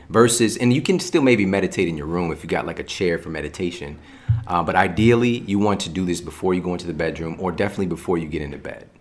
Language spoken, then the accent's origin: English; St. Louis, Missouri, United States; I'm from Saint Louis, so, like, there's still barely a juice bar there